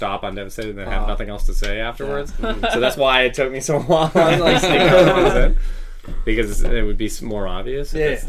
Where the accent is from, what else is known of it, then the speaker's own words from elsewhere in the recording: Belgium; I'm from Belgium.